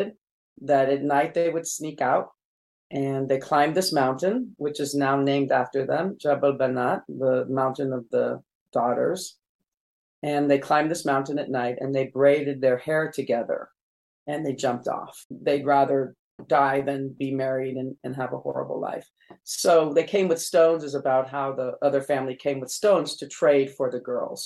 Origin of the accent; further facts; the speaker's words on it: California, United States; also born or lived in Jerusalem; I was born in Jerusalem and raised in California in the desert.